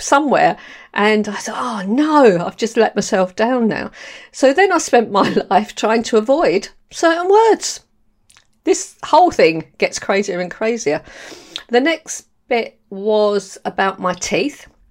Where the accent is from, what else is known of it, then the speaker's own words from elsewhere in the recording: London, United Kingdom; accent: London; moved away; also born or lived in Borehamwood, Hertfordshire; I was born, um, in Camberwell, actually, in London, and then we moved to the Edinburgh and Castle. So, I've got a real London accent